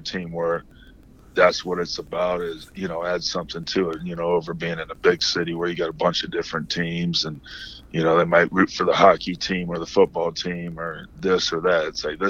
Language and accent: English; Midwest, United States; I mean, growing up in the Midwest, Chicago was like the mega city.